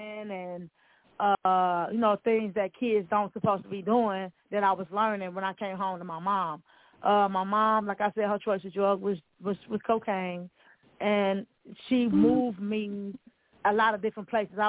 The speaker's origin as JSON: {"language": "English", "town": "Milwaukee", "region": "Wisconsin", "country": "United States", "tie": "born or raised there", "also_born_or_lived": "Chicago, Illinois", "said": "I was born in Chicago, Illinois, but I was raised in Milwaukee"}